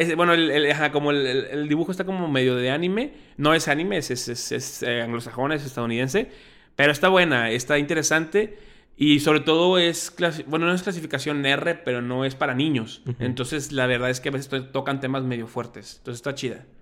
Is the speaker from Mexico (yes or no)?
yes; Mexico; como mexicano y como latino